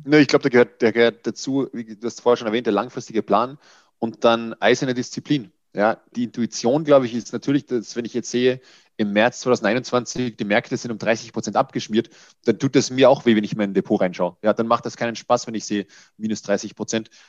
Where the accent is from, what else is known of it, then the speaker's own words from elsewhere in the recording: Austria; Ich bin Österreicher, von daher entschuldige den Lapsus